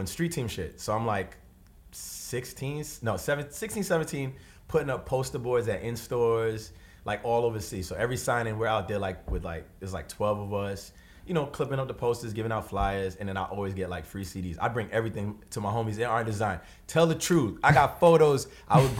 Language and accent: English; New York City, New York, United States; we lived in this one house on East Flatbush my whole life